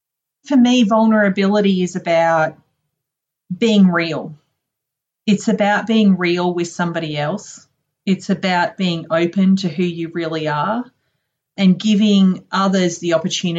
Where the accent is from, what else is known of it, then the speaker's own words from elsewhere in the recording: Townsville, Queensland, Australia; I'm originally from a town in the very, very north of Australia called Townsville, and it's actually up on the northeast coast near the Great Barrier Reef.